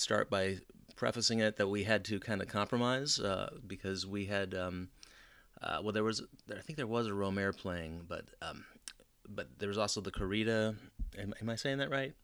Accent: United States

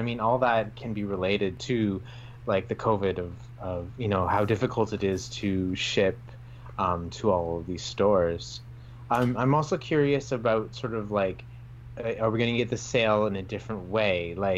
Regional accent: Canada; as a Canadian up here in Canada

